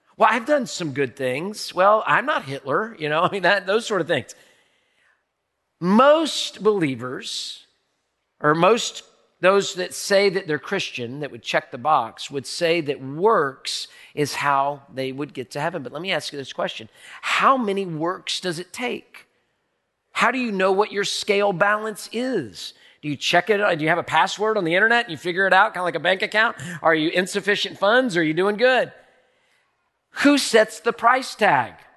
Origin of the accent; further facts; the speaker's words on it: United States; I grew up in America